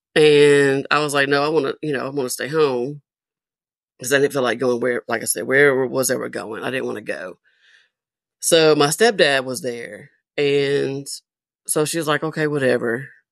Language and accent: English; Nashville, Tennessee, United States; also born or lived in Murfreesboro, Tennessee; I am originally from Nashville, Tennessee.